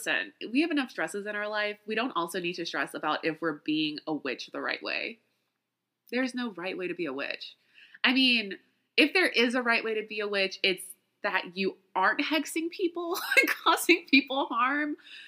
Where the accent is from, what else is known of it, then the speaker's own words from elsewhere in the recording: the South, United States; So I've always seen spiders as, okay, so I grew up in the South, right? So there's always all kinds of creatures and critters in the house.